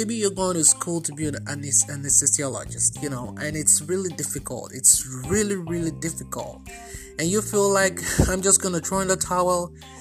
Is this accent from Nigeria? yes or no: yes; Nigeria; now in United States; I am originally Nigerian. At the moment, I'm also Nigerian American